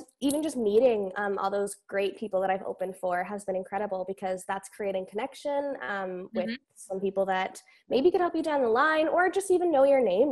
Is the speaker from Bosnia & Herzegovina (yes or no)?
no; Elk Point, Alberta, Canada; I grew up in Alberta, Northern Alberta. It's a really tiny town called Elk Point